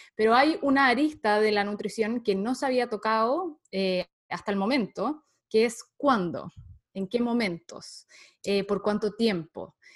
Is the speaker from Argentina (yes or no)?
no; Santiago, Santiago Metropolitan Region, Chile; soy chilena, em, nací en Santiago de Chile.